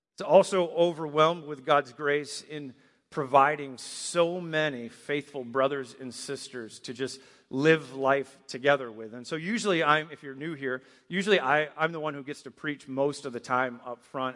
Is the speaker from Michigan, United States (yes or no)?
yes; Michigan, United States; moved away; I grew up in Michigan